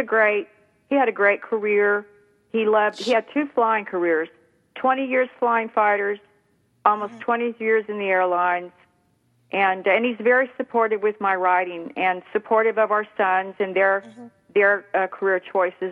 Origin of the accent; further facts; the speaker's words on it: Clovis, New Mexico, United States; moved away as an adult; also born or lived in Arizona / Central Texas / Alaska; I grew up in Clovis, New Mexico